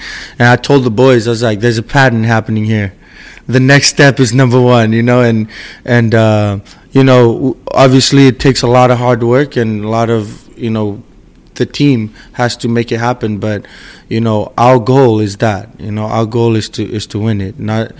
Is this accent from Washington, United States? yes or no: yes; Seattle, Washington, United States; because we're from Seattle, you know, we grew up here, our goal is to bring the championship back home.